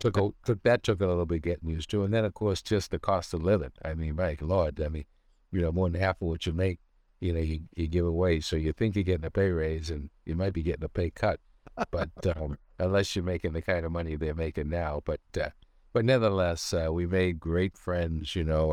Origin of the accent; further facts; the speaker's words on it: Cambridge, Massachusetts, United States; I was born in Cambridge.